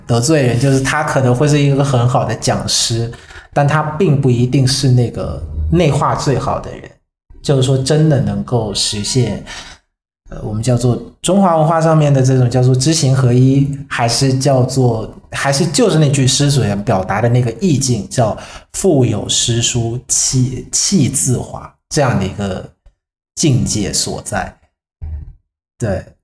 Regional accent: Vietnam; 我是来自越南的

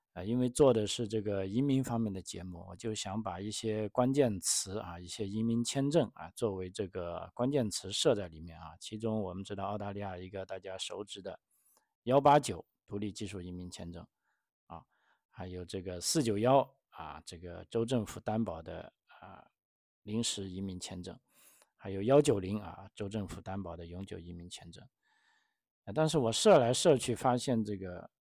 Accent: China; moved away; 作为中国人

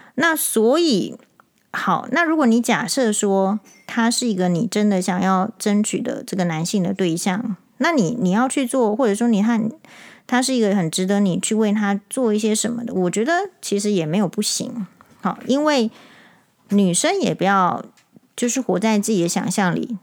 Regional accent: Taiwan; 我们台湾人

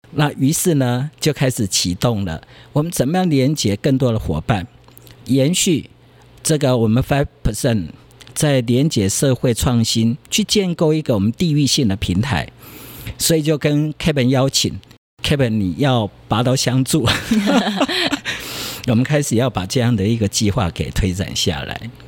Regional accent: Tainan, Taiwan; 我妈妈是安平人，嗯。所以我从小很多地方都在安平

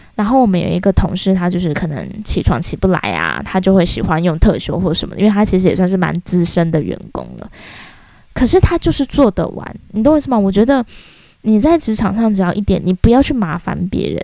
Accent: Taiwan; 我觉得我们台湾人真的。要变更一个思想

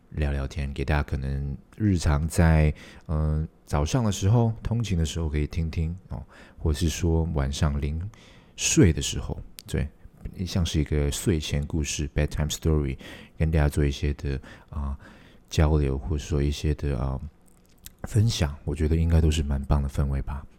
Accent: Hong Kong; 我是香港人

